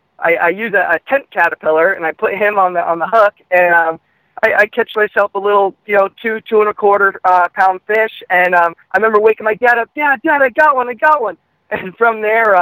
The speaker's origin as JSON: {"language": "English", "town": "Rowley", "region": "Massachusetts", "country": "United States", "tie": "born or raised there", "also_born_or_lived": "Connecticut", "said": "I grew up in Rowley, Massachusetts."}